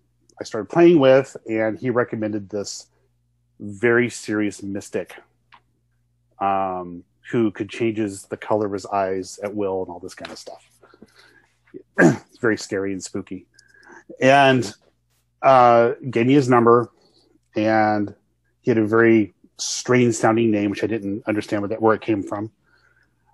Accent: United States; I'm an American

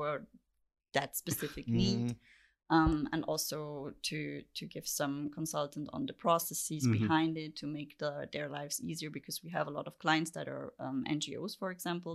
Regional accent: Vienna, Austria; moved away as an adult; also born or lived in Halle, Germany; now in Berlin, Germany; I lived in Vienna before

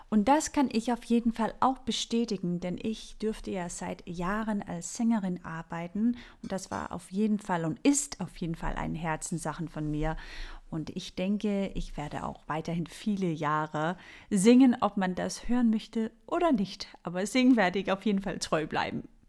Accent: Denmark; ich bin ja Dänin und in Dänemark nennen wir das Hüge

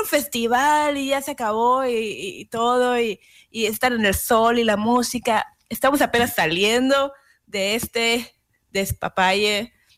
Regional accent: Yucatán, Mexico; moved away; mi tierra, Yucateca

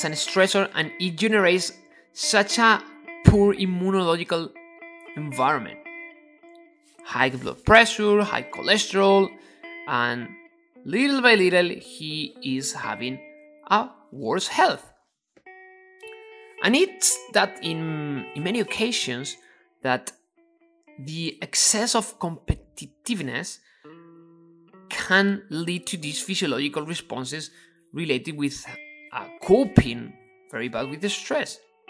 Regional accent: Ávila, Castile and León, Spain; English is a second language; moved away; And I am from a little town called Avila, and that is next to Madrid.

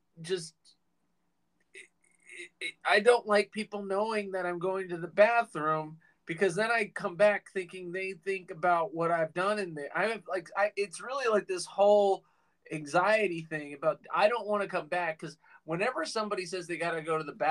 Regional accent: Virginia, United States; moved away; I grew up in Virginia

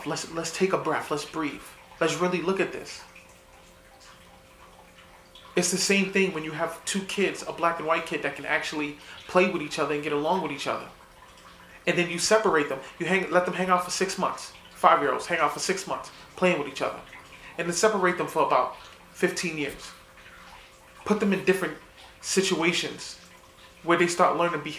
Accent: New York City, New York, United States; I didn't grow up in a prominent neighborhood. I grew up in the South Bronx.

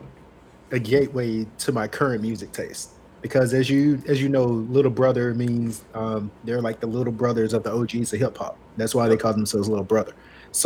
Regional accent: Demopolis, Alabama, United States; I'm from Demopolis and we don't have a mall

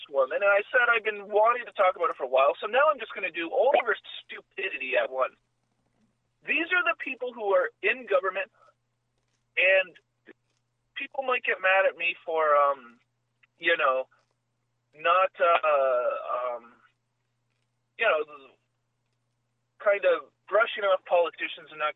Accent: Canada; I'm a Canadian

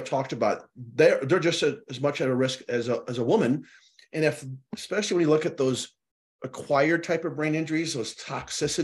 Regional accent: Chicago, Illinois, United States; moved away; I was born and raised in Chicago, mm-hmm, for a few years

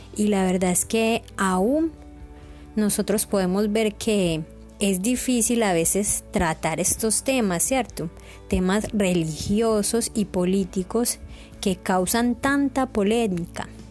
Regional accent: Colombia; tenemos como colombianos

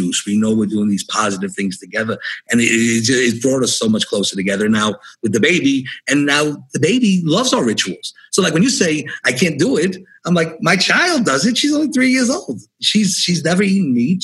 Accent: New York City, New York, United States; I grew up in New York City.

